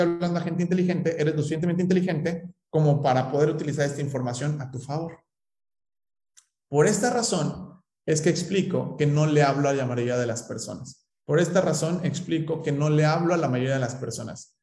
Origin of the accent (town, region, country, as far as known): Mexico